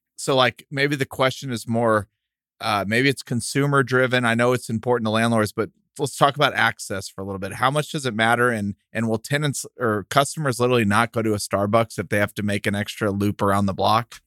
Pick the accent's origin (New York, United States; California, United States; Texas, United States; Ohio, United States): Texas, United States; El Paso; we're from El Paso, and that was, like, close to Coronado High School, and that's where we grew up going